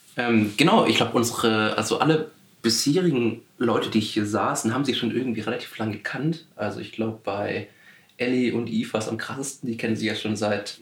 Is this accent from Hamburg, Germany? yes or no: no; Swabia, Baden-Württemberg, Germany; ich komme aus, aus, aus dem Südwesten, Schwabenland